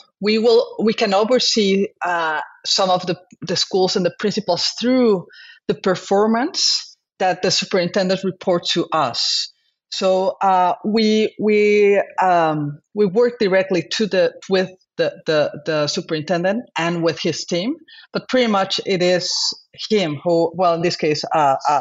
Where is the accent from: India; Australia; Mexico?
Mexico; moved away as an adult; now in Mercer Island, United States; I am a physician from Mexico.